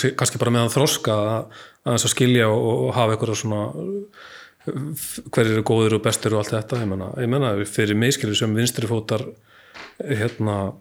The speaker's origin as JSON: {"language": "Icelandic", "town": "Akranes", "region": "Western Region", "country": "Iceland", "tie": "born or raised there", "said": "ég bjóð bjó upp á grundum"}